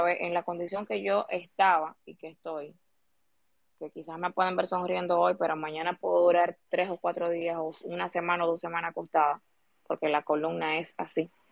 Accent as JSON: {"language": "Spanish", "country": "Dominican Republic", "said": "nosotros como ciudadanos dominicanos"}